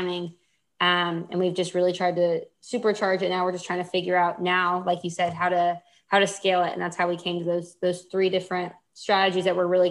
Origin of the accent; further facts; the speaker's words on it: Houston, Texas, United States; I grew up in Houston